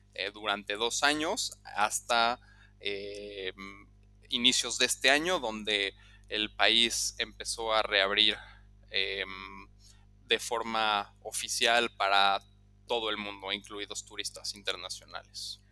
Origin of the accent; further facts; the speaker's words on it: Mexico City, Mexico; moved away as an adult; also born or lived in Lausanne, Switzerland; now in Cambodia; yo soy originario de la Ciudad de México